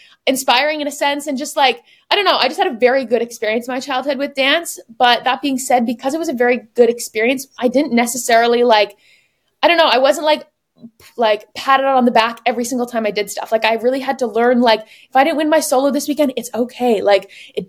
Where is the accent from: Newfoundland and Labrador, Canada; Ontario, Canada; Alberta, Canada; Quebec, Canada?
Ontario, Canada; Woodstock; now in Paris, France; I grew up in Woodstock, Ontario, which is 2 hours from Toronto